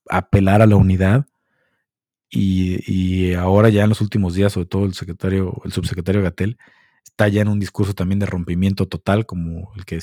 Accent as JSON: {"language": "Spanish", "country": "Mexico", "said": "somos un país valemadrista. No todos, pero la mayoría toma esto de la pandemia como un, ah, somos mexicanos y nos la pela el virus."}